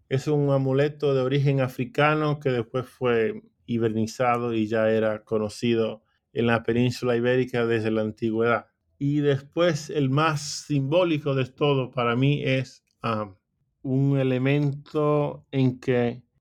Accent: Mexico; para mí es una declaración de parte de las mujeres que somos mexicanas, ¿no?

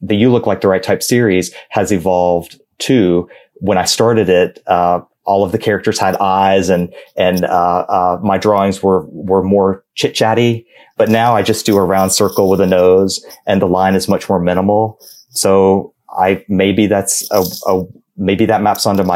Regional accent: Georgia, United States; I am from Georgia

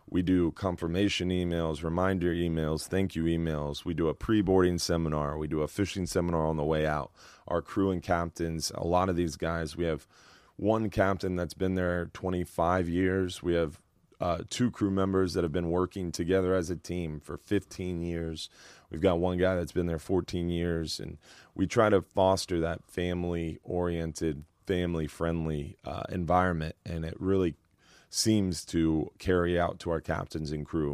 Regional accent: Madeira Beach, Florida, United States; I grew up in Madeira Beach. I've lived on Madeira Beach my whole life

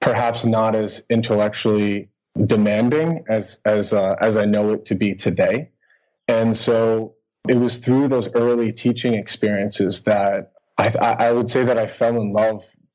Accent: United States; moved away as an adult; also born or lived in Boston area, United States / Helsinki, Finland; now in Kuopio, Finland; I'm an American teacher living in Finland

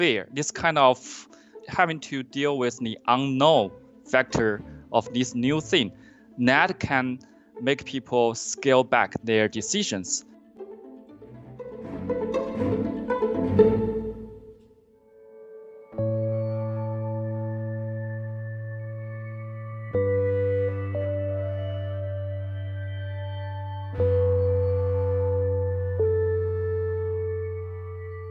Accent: Yingcheng, Hubei, China; now in Weston, United States; I grew up in Yincheng, China, which is a small city 45 miles from Wuhan, Hubei province.

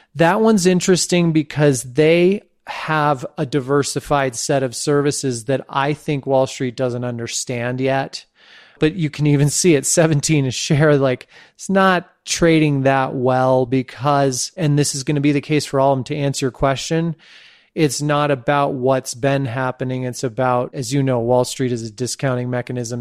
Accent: San Francisco, California, United States; also born or lived in Santa Fe, New Mexico; my hometown of San Francisco

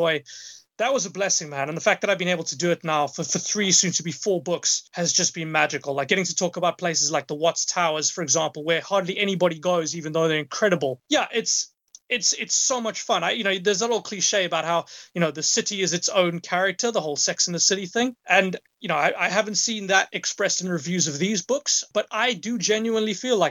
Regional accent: Johannesburg, Gauteng, South Africa; moved away as an adult; also born or lived in United Kingdom; now in Vancouver, Canada; Johannesburg, where I'm from

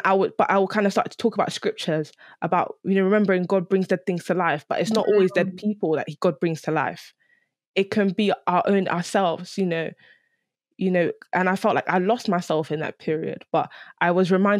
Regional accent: London, United Kingdom; growing up in London

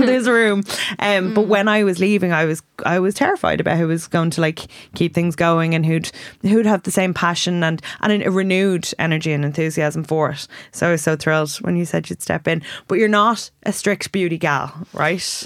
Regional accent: Ireland; we have Irish skin

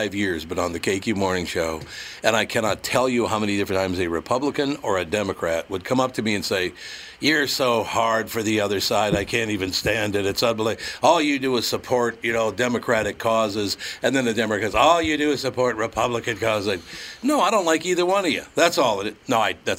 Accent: Minneapolis, Minnesota, United States; I grew up in North Minneapolis, so I grew up in a neighborhood that's basically Catholics, blacks, and Jews

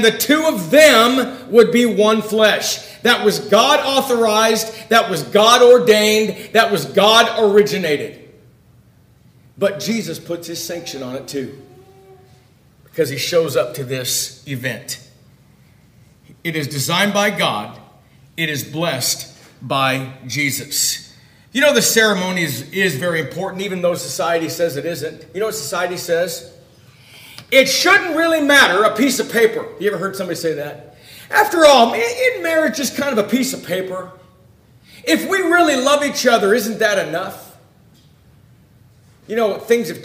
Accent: Ventura, California, United States; I grew up in the Ventura area.

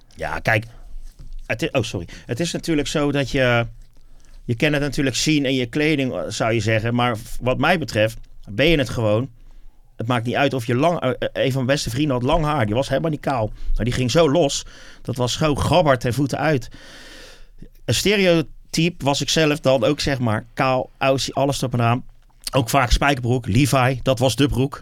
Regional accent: Wateringen, South Holland, Netherlands; Wateringen. Dat is mm. eigenlijk waar ik vandaan kom en waar ik eh, echt helemaal ben opgegroeid

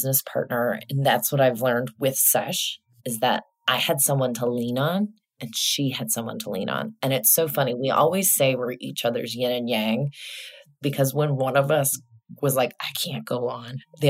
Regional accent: Midwest, United States; also born or lived in New York; now in Houston, United States; I grew up in the Midwest

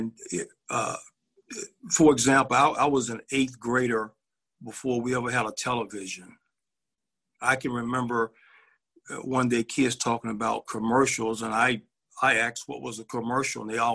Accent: Birmingham, Alabama, United States; I was born and raised in Birmingham, Alabama

